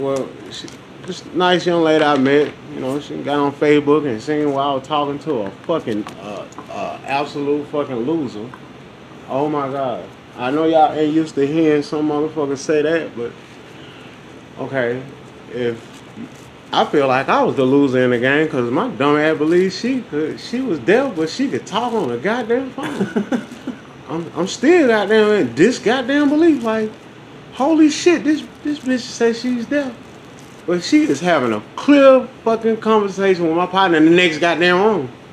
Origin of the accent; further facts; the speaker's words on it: the South, United States; I'm from the South